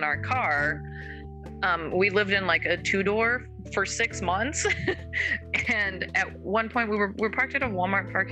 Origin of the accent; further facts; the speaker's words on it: Calgary, Alberta, Canada; moved away as an adult; also born or lived in South Dakota / Colorado / Los Angeles; I'm from Calgary